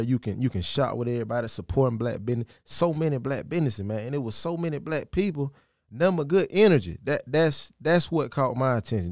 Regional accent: Sandersville, Georgia, United States; born or raised there; moved away

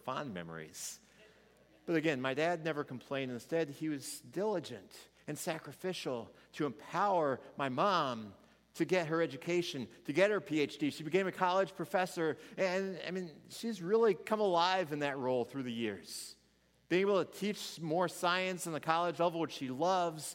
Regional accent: Missouri, United States; I was from Missouri

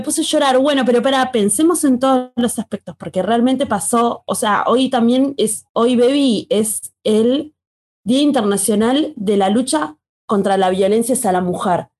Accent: Argentina; nosotros como pueblo argentino

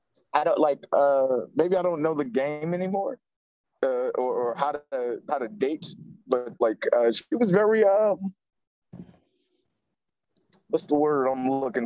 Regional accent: New Jersey, United States; I'm from Jersey.

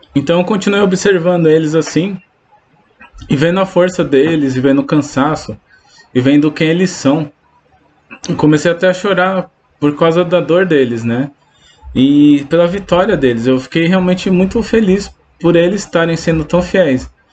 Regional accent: Brazil; Eu sou brasileiro

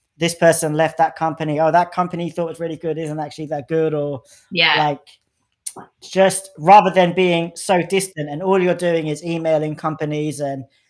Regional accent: London, United Kingdom; I'm from London, like I grew up in like northwest London

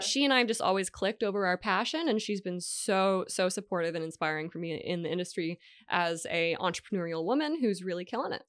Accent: Hawaii, United States; moved away as an adult; also born or lived in Washington State / Las Vegas, Nevada; now in California, United States; grew up in Hawaii. I went to high school in Vegas, and then I went to college in Hawaii

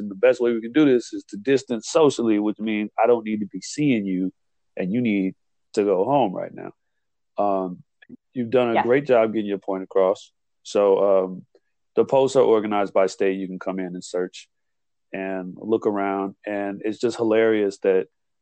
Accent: Illinois, United States; my home state of Illinois

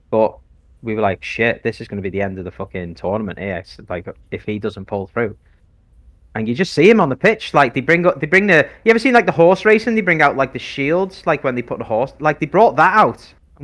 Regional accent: United Kingdom; I'm British.

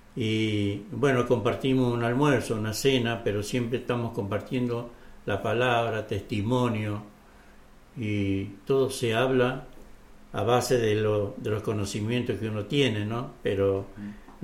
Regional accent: Catamarca, Argentina; yo soy de Catamarca

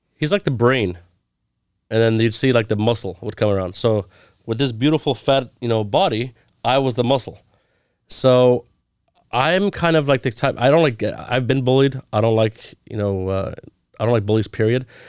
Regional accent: Orange County, California, United States; now in Los Angeles, United States; I grew up in Orange County

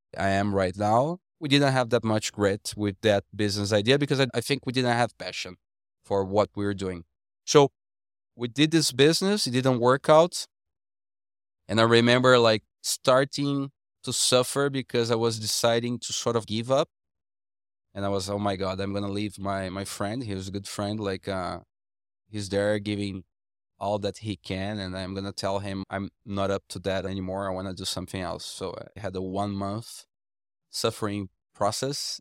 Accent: Brazil; coming back to Brazil

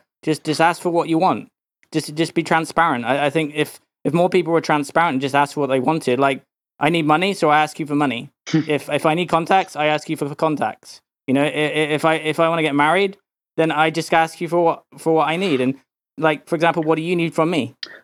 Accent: England, United Kingdom; now in United States; Well, I was brought up in England, and I really didn't like it there.

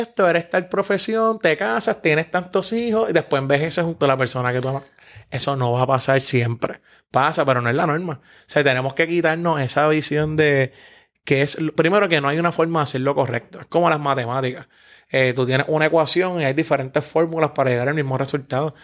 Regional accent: San Juan, Puerto Rico; me crié en Santurce, Barrio Obrero, Villa Palmera toda mi vida

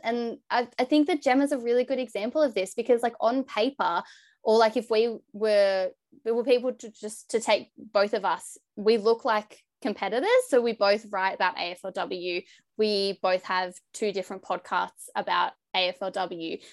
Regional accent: Bathurst, New South Wales, Australia; moved away; also born or lived in Victoria; I grew up in New South Wales

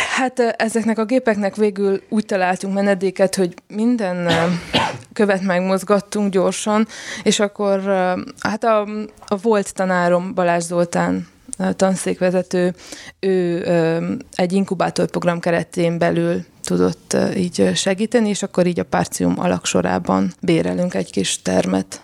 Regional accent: Sfântu Gheorghe, Covasna County, Romania; moved away as an adult; now in Oradea, Romania; én Sepsiszentgyörgyi származású vagyok, és egyetem miatt jöttem Nagyváradra

